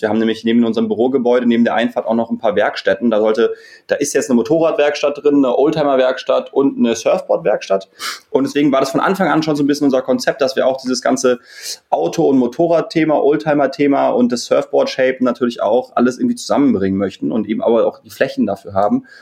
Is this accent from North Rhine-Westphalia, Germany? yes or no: no; Berlin, Germany; Wir sind ähm, fast alles Berliner, äh, gebürtige Berliner vom Wellenwerk